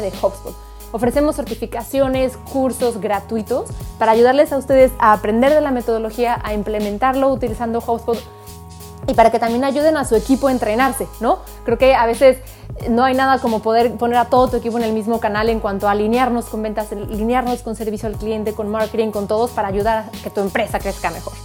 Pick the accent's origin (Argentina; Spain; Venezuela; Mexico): Mexico; como decimos en México